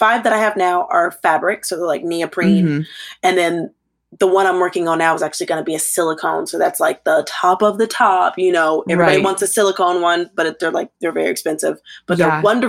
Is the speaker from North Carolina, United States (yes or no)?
yes; Troutman, North Carolina, United States; I grew up in Troutman, North Carolina